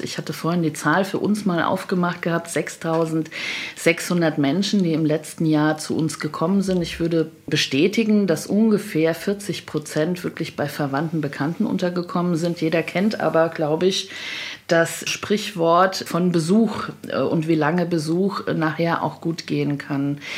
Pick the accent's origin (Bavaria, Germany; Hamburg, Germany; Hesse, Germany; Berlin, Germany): Hesse, Germany; ich komme aus Hessen, mein Kinzigkreis liegt in Hessen